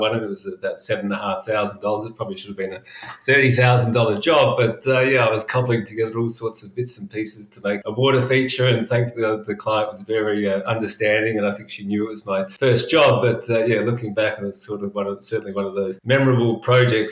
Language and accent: English; Adelaide, South Australia, Australia; moved away as an adult; also born or lived in London; now in Sydney, Australia; I grew up in Adelaide